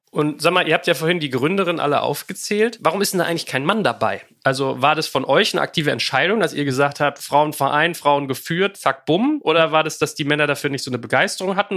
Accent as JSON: {"language": "German", "region": "Berlin", "country": "Germany", "tie": "born or raised there", "said": "wir kommen ja aus dem gleichen kleinen Dorf namens Berlin"}